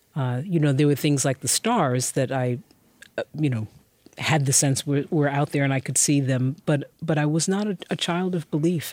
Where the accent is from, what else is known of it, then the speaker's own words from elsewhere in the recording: New York City, New York, United States; also born or lived in Brooklyn; I moved from Queens